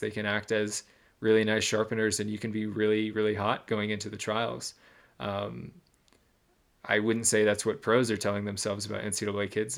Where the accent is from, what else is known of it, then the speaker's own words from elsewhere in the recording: Michigan, United States; I grew up in Michigan